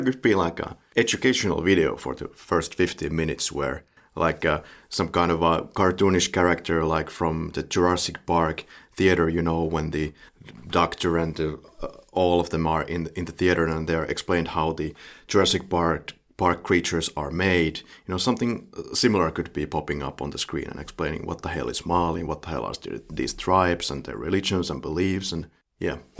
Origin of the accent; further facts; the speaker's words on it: Finland; the Finnish way of looking at this